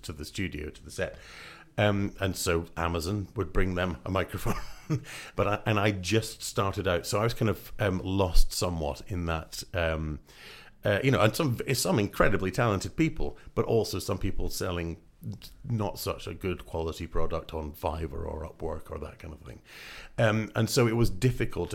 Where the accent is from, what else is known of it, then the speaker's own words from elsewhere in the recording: Scotland, United Kingdom; moved away; originally I'm from Scotland